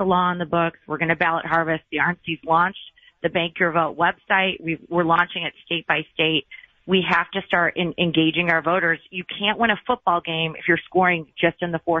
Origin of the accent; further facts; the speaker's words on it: Michigan, United States; my home state of Michigan